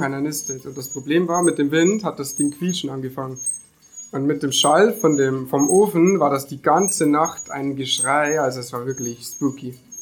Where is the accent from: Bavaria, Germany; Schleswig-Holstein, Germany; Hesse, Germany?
Bavaria, Germany; Deggendorf; Ich bin 20 und bin aus Niederbahn. Ähm, gegen Deckendorf genau genommen